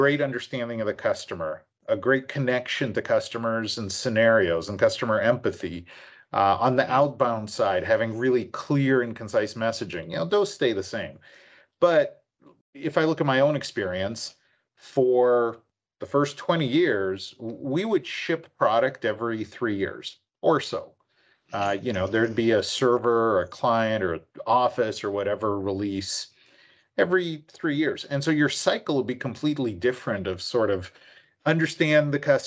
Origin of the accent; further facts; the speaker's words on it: Vancouver, British Columbia, Canada; moved away as an adult; now in United States; So I'm actually from the Vancouver area. So I grew up from about grade 3 or 4 in the Vancouver area and suburbs, went to school in Langley